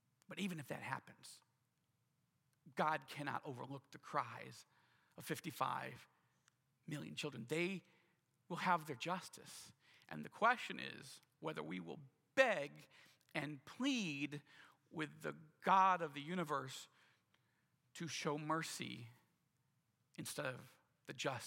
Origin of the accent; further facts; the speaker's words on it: United States; as an American who loves this country deeply